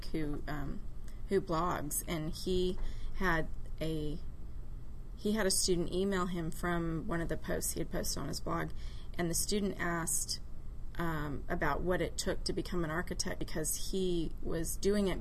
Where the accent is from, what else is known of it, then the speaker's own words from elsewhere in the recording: California, United States; now in Dallas, United States; I grew up in California